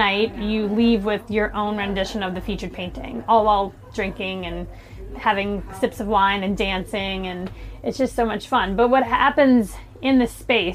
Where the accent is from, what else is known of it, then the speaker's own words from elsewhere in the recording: New Orleans, Louisiana, United States; moved away as an adult; now in Saratoga Springs, United States; I'm from New Orleans